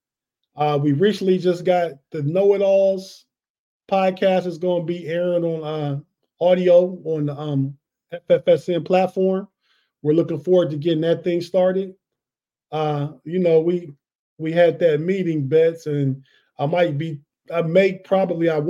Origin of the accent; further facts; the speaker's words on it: Youngstown, Ohio, United States; I'm originally from Youngstown, Ohio, right in the middle of Pittsburgh and Cleveland